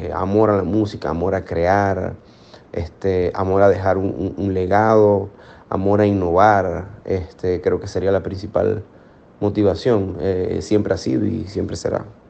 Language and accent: Spanish; Maracaibo, Zulia, Venezuela; moved away as an adult; also born or lived in United States; yo Nací en Maracaibo, en el occidente de Venezuela, occidente de nuestro país